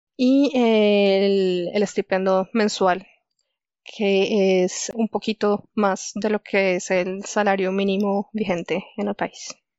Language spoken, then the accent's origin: Spanish; Chía, Cundinamarca, Colombia; moved away as an adult; also born or lived in Delft, Netherlands; yo soy colombiana. Yo nací en Chía, que es un pueblito que queda muy cerca a Bogotá